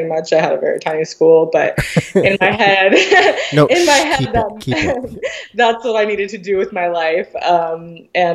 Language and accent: English; Midwest, United States; moved away as an adult; now in Seattle, United States; I grew up in the Midwest, super small town